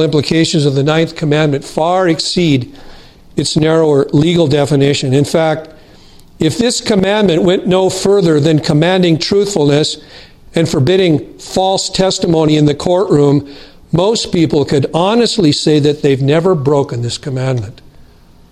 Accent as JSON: {"language": "English", "country": "United States", "said": "As an American Christian"}